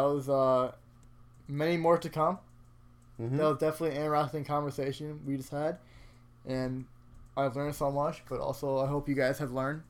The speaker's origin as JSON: {"language": "English", "country": "Canada", "said": "I'm a Canadian, but also as a Pakistani as well"}